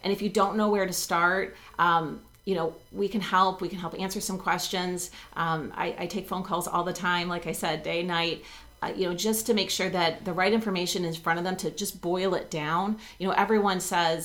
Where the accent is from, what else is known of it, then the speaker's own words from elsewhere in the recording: Texas, United States; now in Buffalo, United States; I grew up in Texas